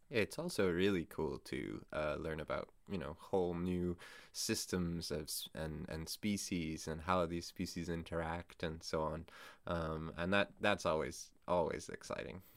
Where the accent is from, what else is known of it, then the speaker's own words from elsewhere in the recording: Canada; as a Canadian